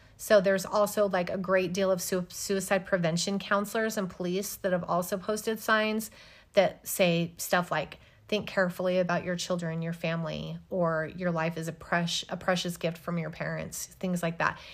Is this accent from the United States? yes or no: yes; United States; I'm American